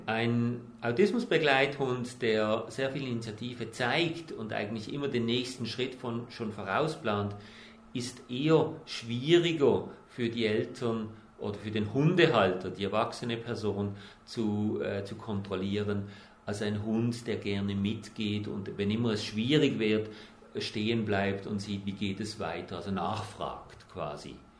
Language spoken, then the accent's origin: German; Switzerland; also born or lived in New Zealand; bei uns in der Schweiz